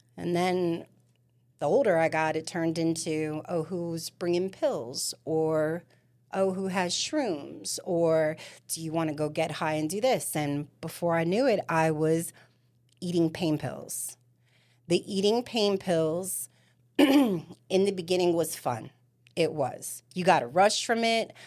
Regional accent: New York City, New York, United States; also born or lived in New Jersey / Florida; now in Spring Hill, United States; I am from Staten Island, New York

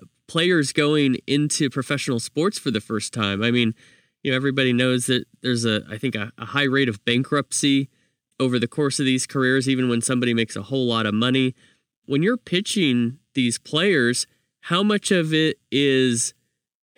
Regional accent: Fresno, California, United States; I'm from Fresno

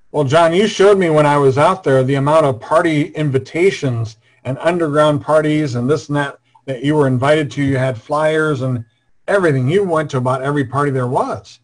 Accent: Iowa, United States; I'm from Iowa

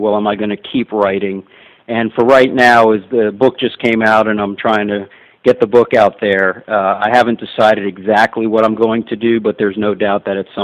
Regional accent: Miami, Florida, United States; I was born and raised in Miami, lived here my entire life, except when I went to school

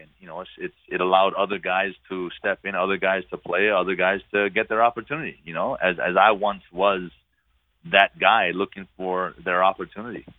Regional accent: Hawaii, United States; moved away as an adult; I'm from Hawaii

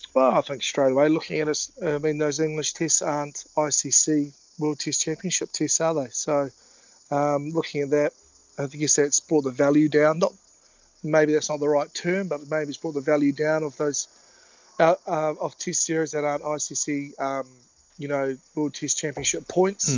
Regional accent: Timaru, Canterbury, New Zealand; now in Brisbane, Australia; been growing up in the South Island

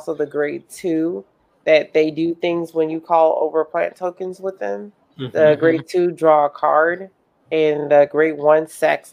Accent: Mississippi, United States; growing up in Mississippi

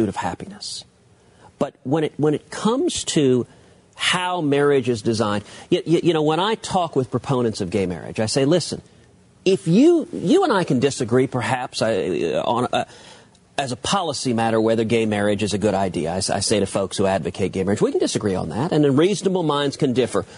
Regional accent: Texas, United States; my home state of Texas

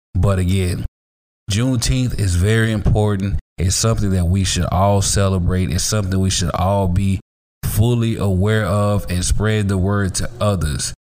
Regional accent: Hattiesburg, Mississippi, United States; now in Houston, United States; I am a native Mississippian, born and raised, and I live here in Texas now in the Houston area.

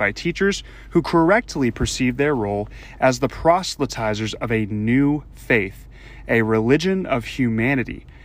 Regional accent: Louisiana, United States; my home state of Louisiana.

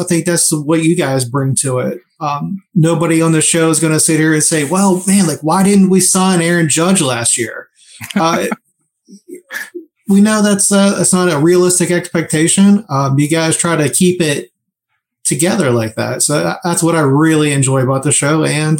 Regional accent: Pittsburgh, Pennsylvania, United States; moved away as an adult; now in Texas, United States; I lived down here in Texas, but I was born in Pittsburgh. I spent my high school years in Pittsburgh and grew up there. So, I am... definitely a Yinzer, even though I'm not there now

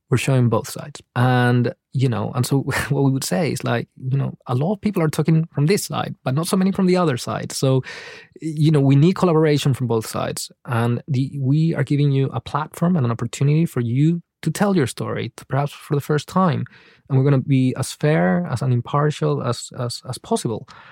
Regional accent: Paraguay; moved away; I was raised in Paraguay, but actually I was raised in this city, which is a border town

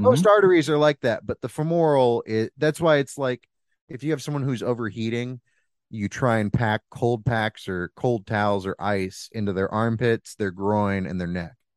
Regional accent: Bixby, Oklahoma, United States; born or raised there

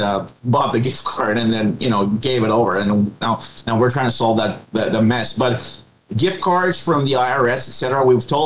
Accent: India; I'm from India myself

